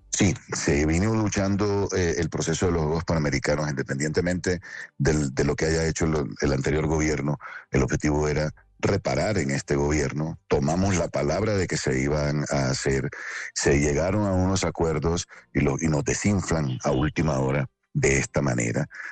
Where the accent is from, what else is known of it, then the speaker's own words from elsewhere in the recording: Barranquilla, Atlántico, Colombia; yo soy de esos barranquilleros